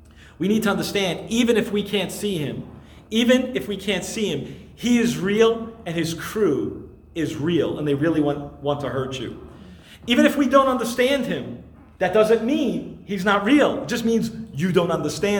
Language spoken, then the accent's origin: English; New York City, New York, United States; I grew up in Brooklyn